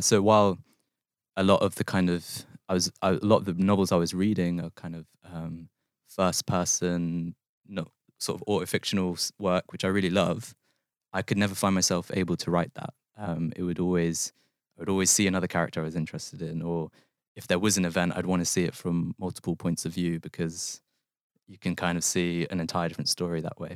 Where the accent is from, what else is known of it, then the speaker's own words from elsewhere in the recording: London, United Kingdom; moved away as an adult; also born or lived in Manchester; the place I grew up in West London